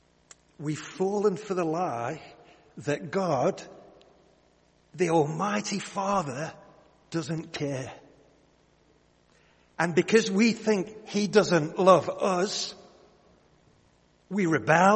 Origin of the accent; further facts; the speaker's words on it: the Northwest, North West England, United Kingdom; When I was a kid, I grew up in the Northwest.